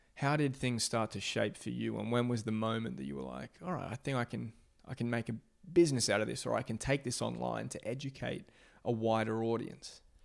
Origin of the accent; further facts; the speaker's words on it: Australia; I'm from Australia